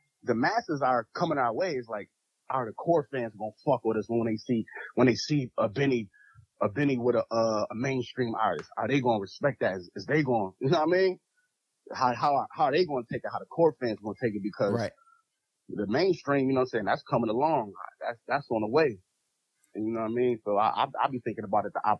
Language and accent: English; Buffalo, New York, United States